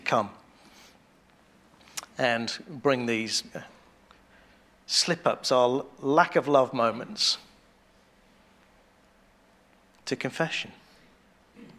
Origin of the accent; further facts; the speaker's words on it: England, United Kingdom; we're English